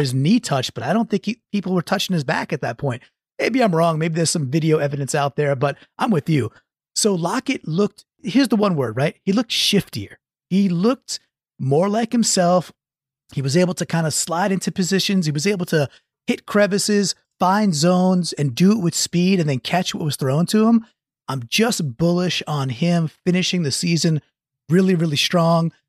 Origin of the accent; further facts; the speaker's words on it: Long Island, New York, United States; when I was like an eight or nine-year-old kid growing up on Long Island